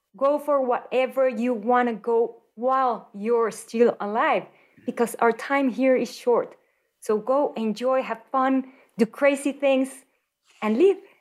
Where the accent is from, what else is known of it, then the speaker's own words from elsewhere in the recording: Mexico City, Mexico; moved away as an adult; now in Denver, United States; I was born and raised in Mexico City